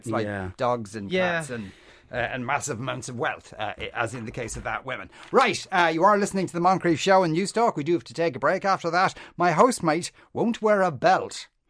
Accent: Ireland; Yes. I'm Irish.

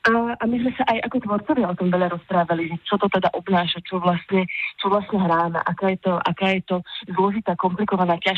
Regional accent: Košice, Košice Region, Slovakia; narodila v Košiciach, pretože, pretože mamka mm, v tej chvíli žila v Košiciach, tak ma tam teda priviedla na svet.

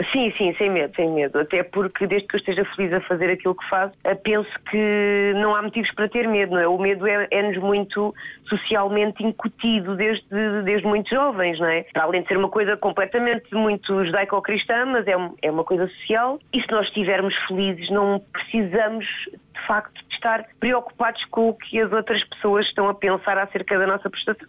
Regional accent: Portugal; also born or lived in Mozambique; acabei por vir com a minha mãe para Portugal

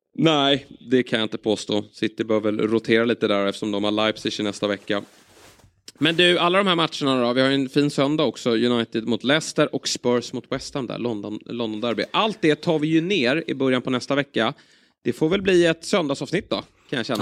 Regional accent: Sweden

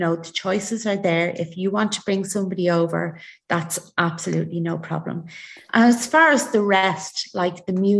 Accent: Ireland; we're very Irish

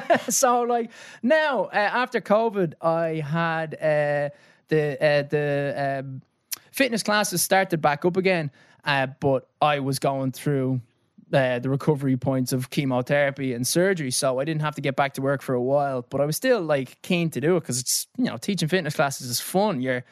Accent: Dublin, Leinster, Ireland; now in London, United Kingdom; I grew up in Clontarf, went to Mount Temple

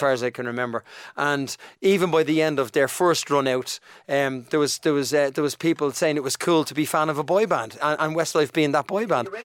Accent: Dublin, Leinster, Ireland; accent: Dublin; moved away as an adult; also born or lived in United Kingdom; Shane and I grew up in Donnamid.

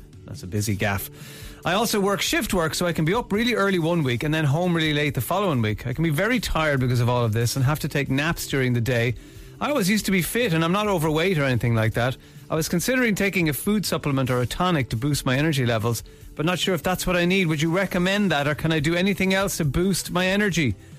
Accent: Ireland; So this is something that we tend to say a lot as Irish people, that we're wrecked.

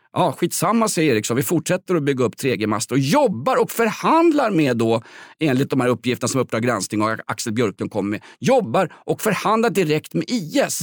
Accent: Stockholm, Stockholm County, Sweden; Vällingby där jag kommer ifrån

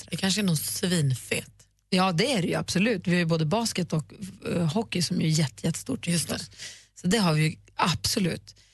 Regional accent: Luleå, Norrbotten County, Sweden

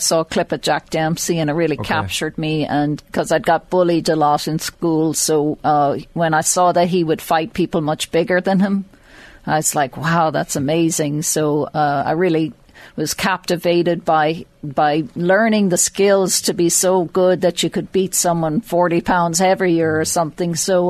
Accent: Mornington, Leinster, Ireland; I'm from Mornington, just outside Drogheda.

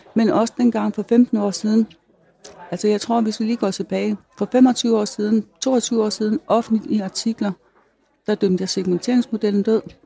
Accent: North Jutland, North Denmark Region, Denmark; moved away; jeg kommer fra Nordjylland, jeg er landmandsdatter

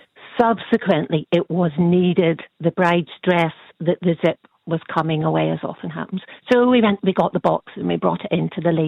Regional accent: Northern Ireland, United Kingdom; if you're from the north of Ireland, whilst I'm very welcome here and very happy, you are perceived as not being quite

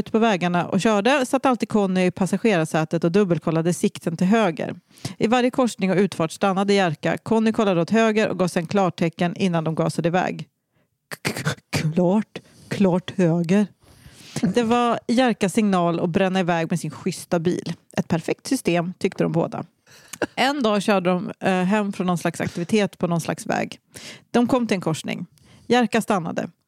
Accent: Västra Götaland, Sweden; Jag är uppväxt i Dalsland, landskapet Gud glömde. Kollektivtrafik existerar knappt där.

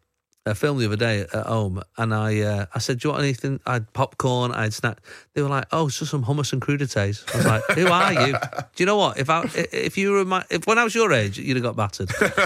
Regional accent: United Kingdom; I mean, I know we're British, but she is just famous all over the world.

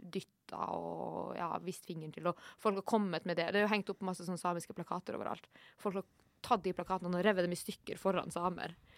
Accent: Norway; also born or lived in Oslo; jeg er jo nordmann

